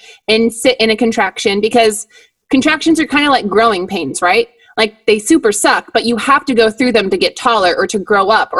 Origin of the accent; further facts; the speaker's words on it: Midwest, United States; I'm from the Midwest, Lisa. I am from where the corn is. So I'm very, I'm corn fed, corn grown